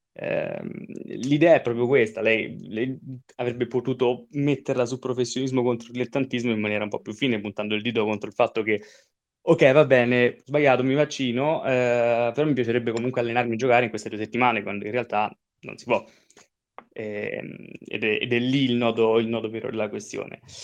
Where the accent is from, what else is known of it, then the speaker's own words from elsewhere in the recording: Rome, Lazio, Italy; io sono romano